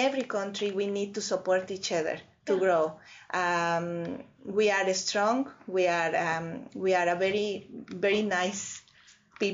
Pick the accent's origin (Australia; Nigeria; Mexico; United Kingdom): Mexico; English is a second language; moved away as an adult; also born or lived in Canada / Turkey; now in Ireland; I'm from Mexico, actually, you know. So I was born in Mexico, raised in Mexico. Yeah. And I, when I was 25 years old, I moved to Canada.